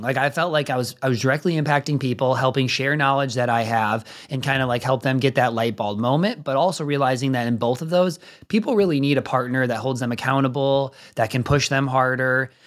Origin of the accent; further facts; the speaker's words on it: suburb of Chicago, near the Illinois-Wisconsin border, United States; moved away as an adult; also born or lived in Minnesota; now in Indianapolis, United States; I'm from, like, a suburb of Chicago, if you're not from the area, if you're from the area, not a suburb of Chicago, like, kind of on the Illinois, Wisconsin border